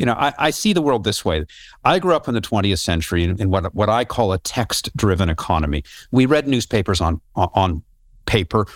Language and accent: English; Canada; I'm from Canada and I, I grew up doing wilderness canoe trips in, uh, Northern Ontario